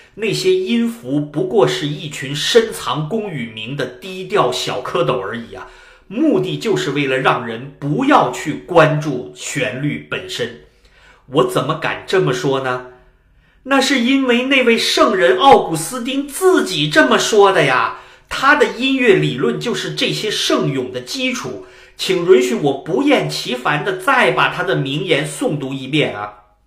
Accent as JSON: {"language": "Chinese", "country": "China", "said": "我们中国人"}